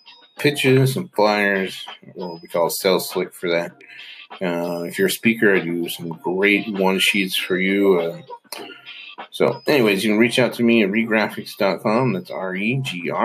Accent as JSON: {"language": "English", "town": "Hyrum", "region": "Utah", "country": "United States", "tie": "born or raised there", "said": "I grew up in Hiram, Utah"}